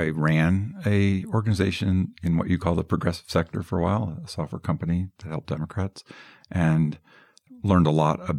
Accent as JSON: {"language": "English", "town": "Boulder", "region": "Colorado", "country": "United States", "tie": "born or raised there", "said": "my hometown of Boulder, Colorado"}